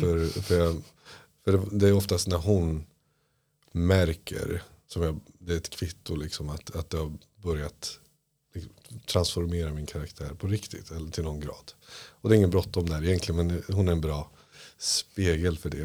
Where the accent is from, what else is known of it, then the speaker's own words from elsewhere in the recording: Iran; now in Sweden; Jag är flykting från Iran på grund av islam